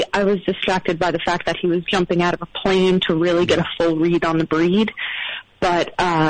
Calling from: New York City, New York, United States; I'm calling from Brooklyn, New York.

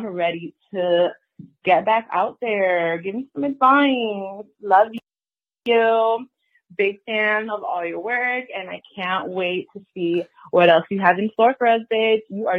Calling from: New Jersey, United States; Jersey. I'm calling from Jersey.

